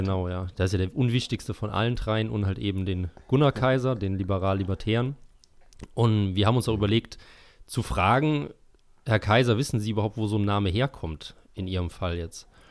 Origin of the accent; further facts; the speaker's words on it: Eifel, Germany; ich stamme ja aus der Eifel und das ist ja eher so eine zurückgebliebene Region in Deutschland.